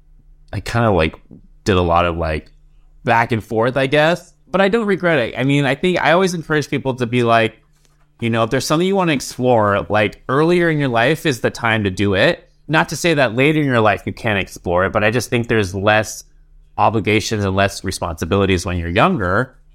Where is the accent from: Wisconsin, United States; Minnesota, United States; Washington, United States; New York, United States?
Washington, United States; Seattle; I was born in Seattle.